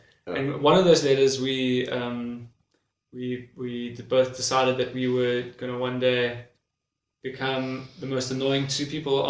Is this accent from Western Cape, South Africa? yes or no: yes; Cape Town, Western Cape, South Africa; I also grew up with the word Baff, but just down here in Cape Town. But I think it's because I've got a lot of Eastern Cape family.